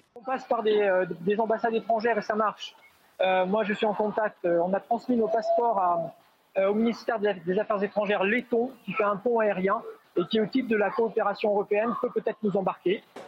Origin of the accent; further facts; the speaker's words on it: France; moi je réside en France, je suis française